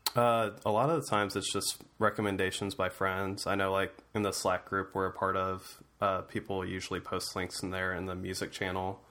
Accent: Ohio, United States; being from Ohio

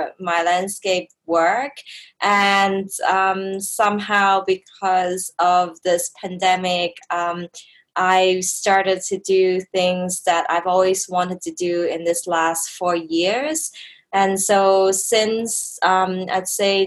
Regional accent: Canada; moved away as an adult; also born or lived in Hong Kong; now in Bangkok, Thailand; I was born in Hong Kong, grew up in Canada

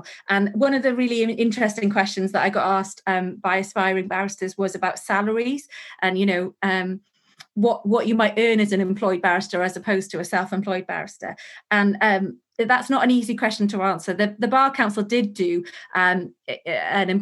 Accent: Wales, United Kingdom; I am from Wales, so I didn't want to move to London

